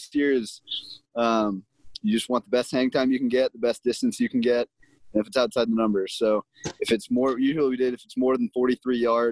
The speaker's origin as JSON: {"language": "English", "town": "St. Louis", "region": "Missouri", "country": "United States", "also_born_or_lived": "Houston, Texas", "moved": "as an adult", "said": "I'm from St. Louis, Missouri"}